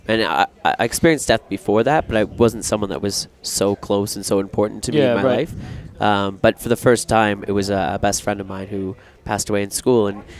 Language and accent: English; Newmarket, Ontario, Canada; I grew up in a small town just outside Toronto, Canada, Newmarket.